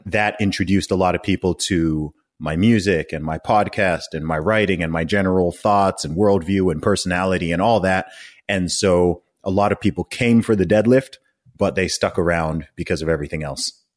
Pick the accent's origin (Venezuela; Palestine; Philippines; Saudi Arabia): Saudi Arabia; moved away; also born or lived in England / United States; I grew up in Saudi Arabia.